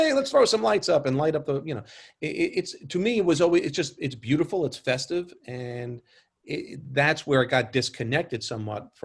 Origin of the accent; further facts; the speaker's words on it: New York City, New York, United States; growing up in New York